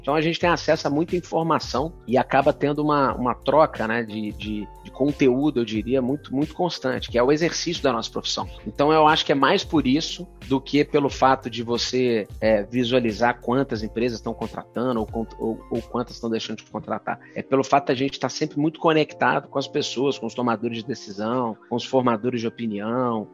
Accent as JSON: {"language": "Portuguese", "town": "Belo Horizonte", "region": "Minas Gerais", "country": "Brazil", "tie": "born or raised there", "also_born_or_lived": "Curitiba / São Paulo", "moved": "as an adult", "said": "Para sair de Belo Horizonte e ir para Curitiba e São Paulo. E foi assim que, que eu saí ali da, da, da, minha terra natal lá."}